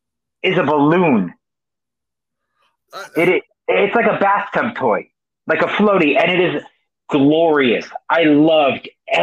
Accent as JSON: {"language": "English", "region": "Connecticut", "country": "United States", "tie": "born or raised there", "said": "so I grew up in Connecticut"}